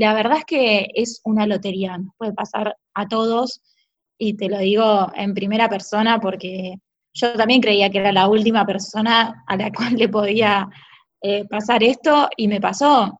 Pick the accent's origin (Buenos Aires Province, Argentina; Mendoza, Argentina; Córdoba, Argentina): Buenos Aires Province, Argentina; Bahía Blanca; Yo de chiquita vivía en Buenos Aires y nací en Buenos Aires pero siempre vine mucho porque tengo familia acá eh, y viví ocho años de mi adolescencia